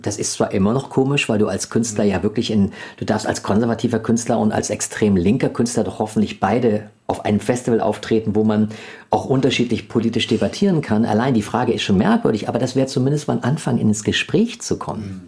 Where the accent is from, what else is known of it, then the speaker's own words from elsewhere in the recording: Germany; als Deutsche